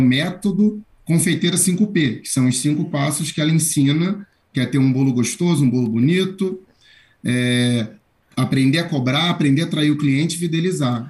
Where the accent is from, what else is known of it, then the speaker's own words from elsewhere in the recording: Rio de Janeiro, Brazil; now in São Paulo, Brazil; Eu falo de São Paulo. Sou do Rio de Janeiro, mas falo de São Paulo.